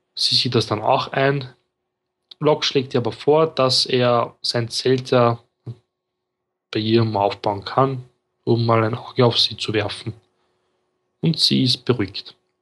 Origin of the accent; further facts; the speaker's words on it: Austria; ich bin Österreicher